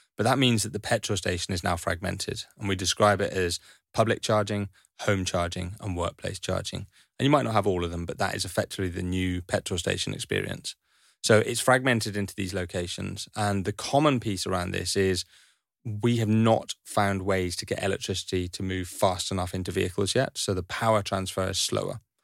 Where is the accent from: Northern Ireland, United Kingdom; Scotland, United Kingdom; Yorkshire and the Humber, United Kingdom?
Scotland, United Kingdom; Highlands of; I grew up in Highlands of Scotland